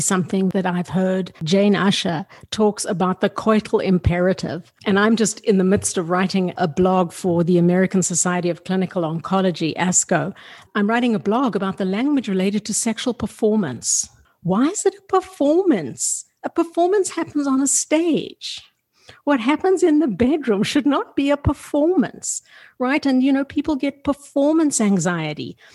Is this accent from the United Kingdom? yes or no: no; South Africa; I grew up in South Africa that was really sexually repressive